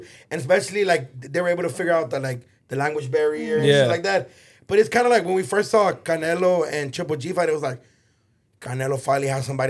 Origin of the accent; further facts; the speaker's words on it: Los Angeles, California, United States; I'm from Pico Union.